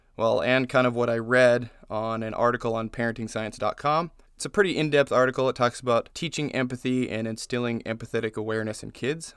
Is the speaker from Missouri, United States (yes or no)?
no; Las Vegas, Nevada, United States; moved away as an adult; now in Indiana, United States; We're from Vegas. I lived in Vegas for twenty years almost.